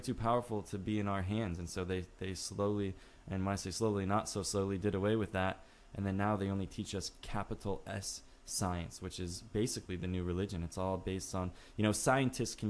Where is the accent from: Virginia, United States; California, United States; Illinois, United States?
Illinois, United States; now in Los Angeles, United States; at the age of 8 years old, okay, growing up in Illinois